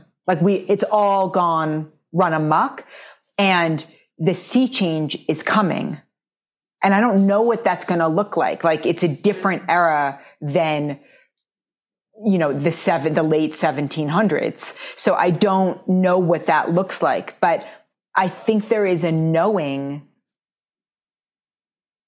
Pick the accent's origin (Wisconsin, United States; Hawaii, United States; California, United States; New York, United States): New York, United States; New York City; I grew up in New York City